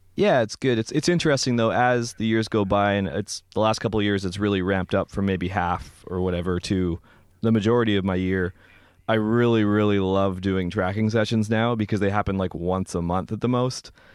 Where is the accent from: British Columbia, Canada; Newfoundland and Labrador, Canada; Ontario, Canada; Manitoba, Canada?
British Columbia, Canada; Vancouver; moved away; I'm from Vancouver originally